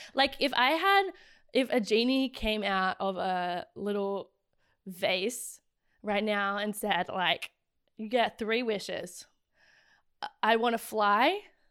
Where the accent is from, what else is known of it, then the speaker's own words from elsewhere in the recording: Australia; The worst thing you can possibly do as an Australian is to be loudly like, I am confidently myself, and I am.